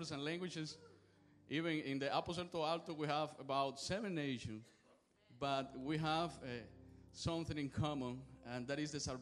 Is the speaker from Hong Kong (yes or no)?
no; Cuba; moved away; I am from Cuba.